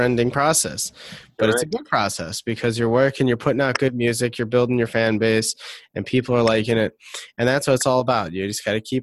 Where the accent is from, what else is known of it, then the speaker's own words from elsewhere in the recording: Detroit, Michigan, United States; I'm from Detroit